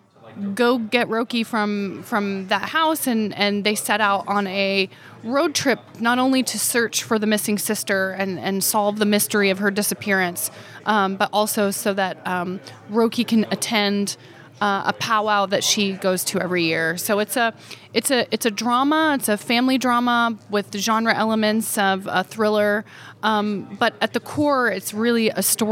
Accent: northeastern Oklahoma, United States; moved away; also born or lived in Stillwater, Oklahoma / Missouri; I grew up kind of on the border of northeastern Oklahoma and Missouri

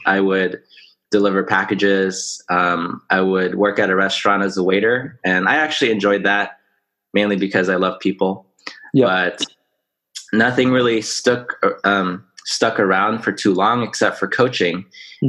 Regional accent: Orange County, California, United States; I was born in Orange County.

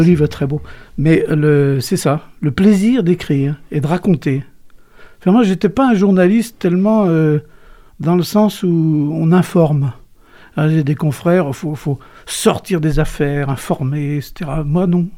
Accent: Cholet, Pays de la Loire, France; Je suis né à Cholet.

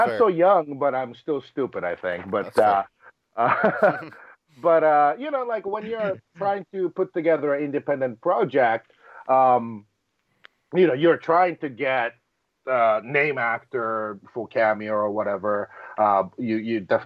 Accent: Japan; moved away; me growing up in Japan

